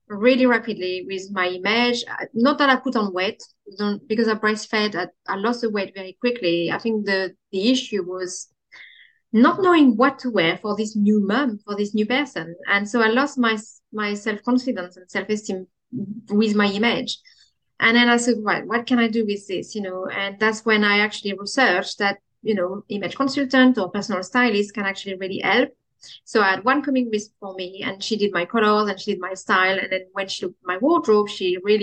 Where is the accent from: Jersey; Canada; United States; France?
France; Champagne, Grand Est; accent: French; English is a second language; moved away as an adult; now in Swindon, United Kingdom; I come from the Champagne area